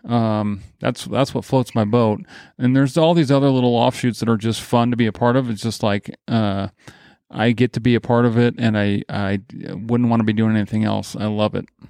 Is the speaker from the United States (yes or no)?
yes; Grand Rapids, Michigan, United States; moved away; also born or lived in Nebraska; I grew up in Grand Rapids, Michigan